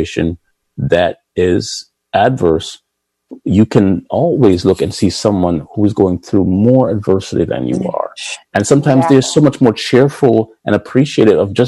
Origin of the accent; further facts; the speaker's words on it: Jamaica; also born or lived in Boston; now in Pikesville, United States; Growing up in Jamaica